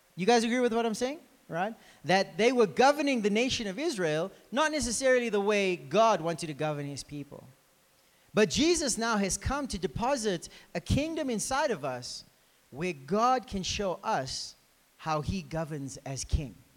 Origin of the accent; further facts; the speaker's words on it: South Africa; we're actually from South Africa.